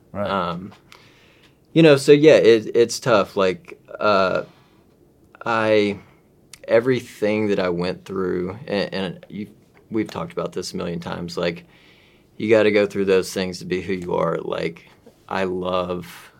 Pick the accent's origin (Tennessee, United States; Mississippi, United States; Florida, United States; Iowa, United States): Mississippi, United States; I'm from Mississippi